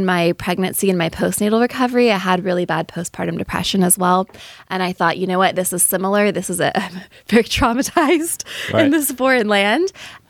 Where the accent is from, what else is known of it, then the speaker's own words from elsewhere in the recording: Bay Area, California, United States; moved away as an adult; also born or lived in Wisconsin; So I'm from the Bay Area. We moved to Wisconsin.